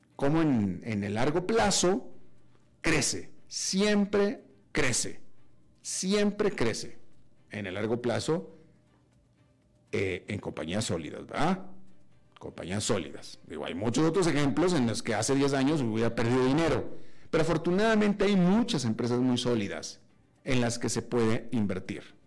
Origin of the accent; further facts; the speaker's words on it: Mexico; now in United States; yo como mexicano y también como mexicano y residente en Estados Unidos